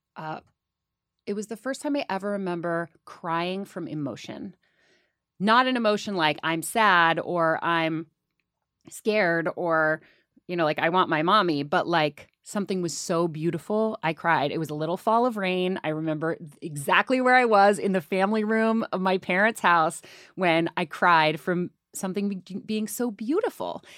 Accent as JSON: {"language": "English", "town": "Oakland", "region": "California", "country": "United States", "tie": "born or raised there", "said": "I grew up in Oakland, California, which is right across the bay from San Francisco."}